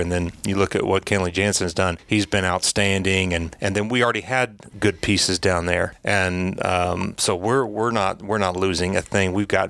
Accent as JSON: {"language": "English", "town": "Knoxville", "region": "Tennessee", "country": "United States", "said": "I was from Knoxville"}